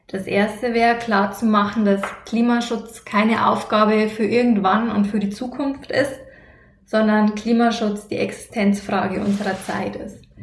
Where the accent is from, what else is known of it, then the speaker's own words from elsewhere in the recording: Lower Bavaria, Germany; bei uns hier in Niederbayern